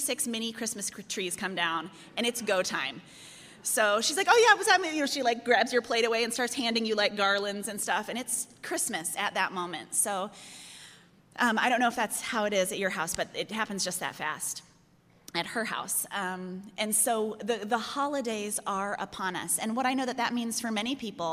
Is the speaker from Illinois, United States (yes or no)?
yes; Chicago, Illinois, United States; I'm from Chicago